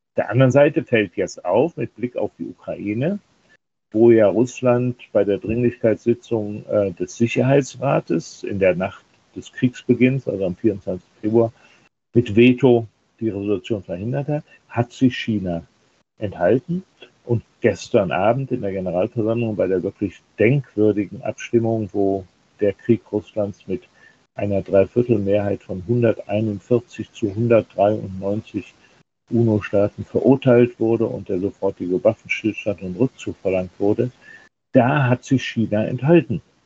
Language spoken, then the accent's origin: German; Germany; auch bei uns in Deutschland